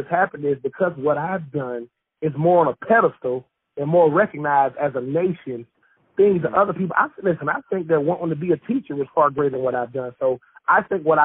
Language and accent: English; Swainsboro, Georgia, United States; moved away; I'm from Swainsboro, Georgia, a little small town in Georgia